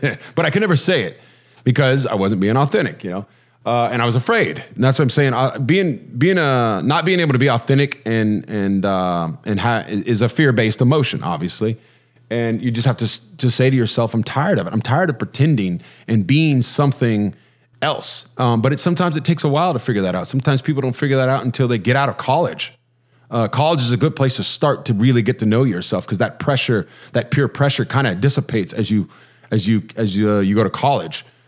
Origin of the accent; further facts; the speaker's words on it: Huntington Beach, California, United States; I'm from Huntington Beach, California, uh, which is kind of a surfer culture